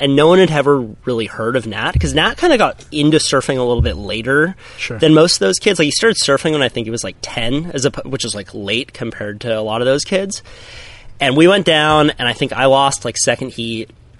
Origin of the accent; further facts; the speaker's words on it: Santa Cruz, California, United States; Grew up right here in Santa Cruz, California. You know, youngest of five. All my older brothers and sisters surf. You know, it's Santa Cruz town.